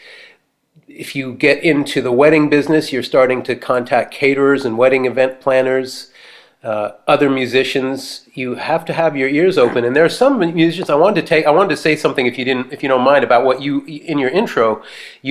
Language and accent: English; Boston, Massachusetts, United States; now in Martha's Vineyard, United States; growing up in the Boston area